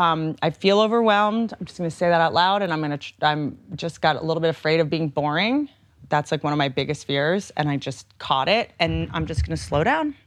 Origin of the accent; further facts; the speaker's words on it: Appalachia, United States; I come from Appalachia.